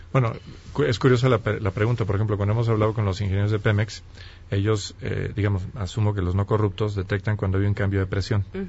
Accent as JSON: {"language": "Spanish", "country": "Mexico", "said": "como mexicanos"}